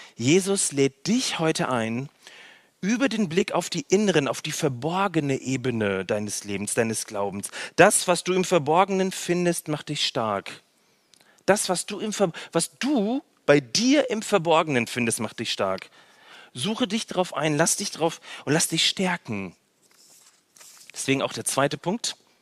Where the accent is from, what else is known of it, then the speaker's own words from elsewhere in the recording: North Rhine-Westphalia, Germany; also born or lived in Berlin / Baden-Württemberg; now in Nürtingen, Germany; in Nordrhein-Westfalen, wo ich herkomme